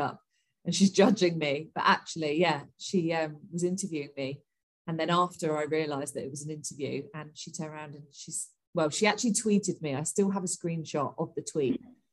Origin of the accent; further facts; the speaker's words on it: Portsmouth, South East England, United Kingdom; moved away as an adult; also born or lived in London; I'm originally from Portsmouth